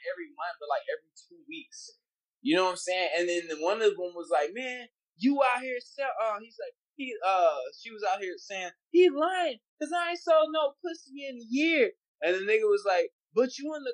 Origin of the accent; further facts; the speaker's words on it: Rosenberg, Texas, United States; now in Houston, United States; I grew up in Rosenberg